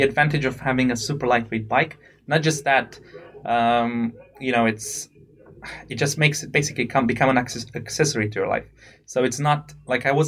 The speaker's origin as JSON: {"language": "English", "country": "Romania", "moved": "as an adult", "lives_now": "United Kingdom", "said": "I come from Romania"}